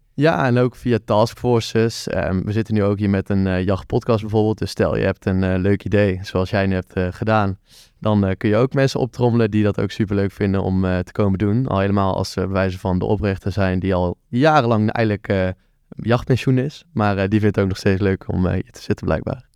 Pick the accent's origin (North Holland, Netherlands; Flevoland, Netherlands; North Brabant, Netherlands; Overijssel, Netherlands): North Brabant, Netherlands; Tilburg; Ja, ik kom uit Tilburg. Ik ben er ook geboren